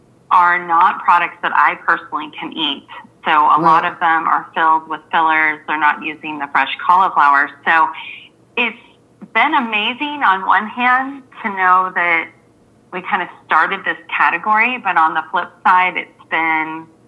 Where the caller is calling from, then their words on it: Florida, United States; I'm calling in from Florida